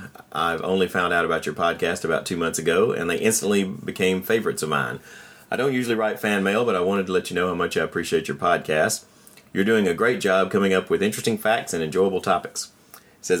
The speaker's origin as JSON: {"language": "English", "country": "Germany", "second_language": "English", "said": "it seems to me often very different from my own experiences since I'm from Germany."}